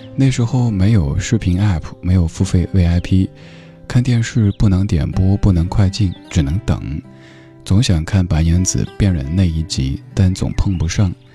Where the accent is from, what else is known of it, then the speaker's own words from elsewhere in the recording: Chengdu, Sichuan, China; moved away; 各位在成都听节目的朋友们，我的家乡父老们